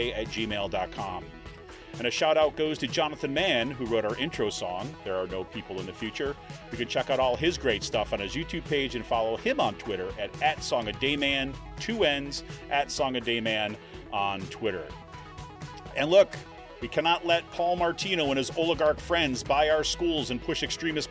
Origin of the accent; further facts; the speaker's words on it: New York, United States; also born or lived in Washington, D.C. / Ohio; now in Pennsylvania, United States; I grew up in New York